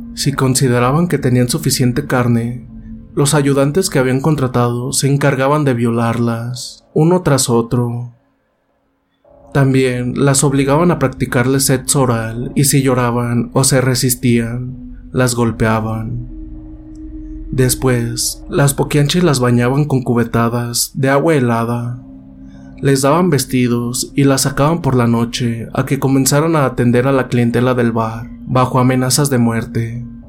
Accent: San Francisco del Rincón, Guanajuato, Mexico; de aquí de San Francisco del Rincón, de donde yo soy originario

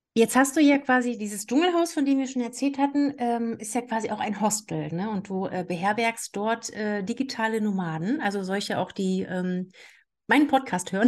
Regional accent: Saxony-Anhalt, Germany; also born or lived in Canary Islands; now in Saxony, Germany; ich bin ja gebürtig aus Sachsen-Anhalt

